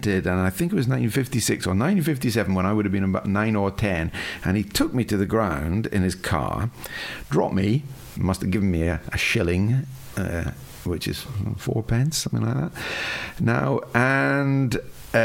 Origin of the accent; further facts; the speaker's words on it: Dundee, Scotland, United Kingdom; I grew up in Dundee